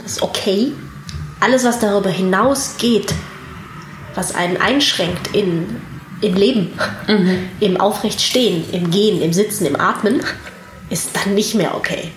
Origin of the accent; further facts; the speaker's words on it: Wuppertal, North Rhine-Westphalia, Germany; also born or lived in Hamburg / Ireland; bin in Hamburg und Irland aufgewachsen und in Wuppertal zur Schule gegangen